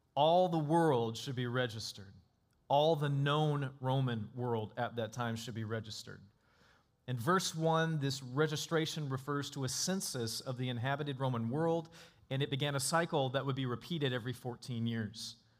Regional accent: North Florida, United States; Growing up in North Florida

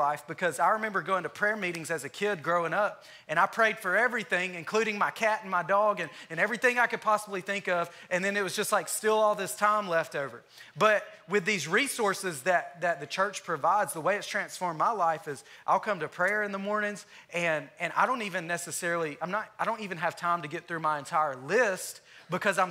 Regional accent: Alabama, United States; moved away as an adult; now in Texas, United States; I'm from Alabama. I've been here in Texas for 3.5 years now.

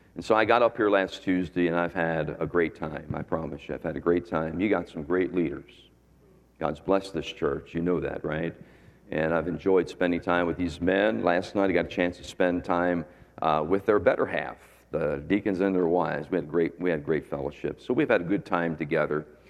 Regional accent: Philadelphia, Pennsylvania, United States; moved away as an adult; also born or lived in Lancaster County, Pennsylvania; now in Florida, United States; I was born in Philadelphia

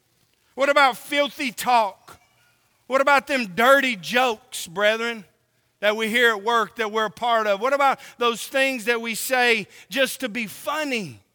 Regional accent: Oklahoma, United States; born there; also born or lived in California; now in Tennessee, United States; I was born in Oklahoma. I lived in California. And now I live in Tennessee. Boy, I got a smorgasbord of accents, right?

